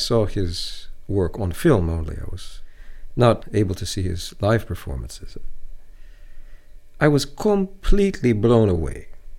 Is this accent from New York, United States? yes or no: yes; New York City, New York, United States; I'm American, I'm from New York City